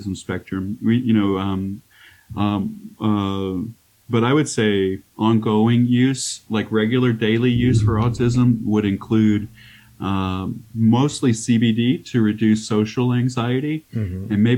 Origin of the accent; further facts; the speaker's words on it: Arkansas, United States; now in Colorado, United States; I grew up in Arkansas too, so like we didn't have hardly anything there